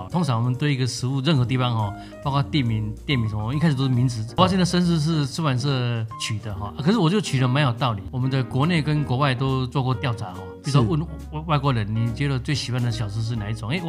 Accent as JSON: {"language": "Chinese", "country": "Taiwan", "said": "我们台湾人都知道，"}